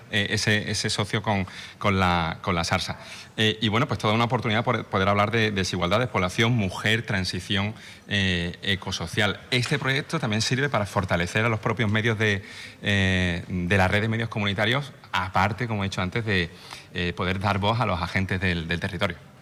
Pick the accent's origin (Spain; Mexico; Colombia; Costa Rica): Spain; Málaga, Andalusia; la gente del sur, yo que soy de Málaga